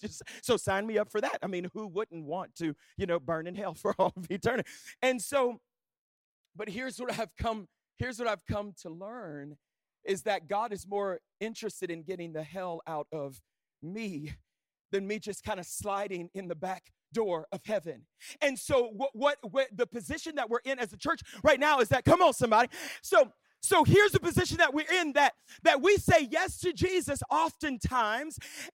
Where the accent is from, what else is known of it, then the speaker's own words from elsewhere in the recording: Louisiana, United States; I grew up in Southwest Louisiana. I was literally like born in church like my whole life.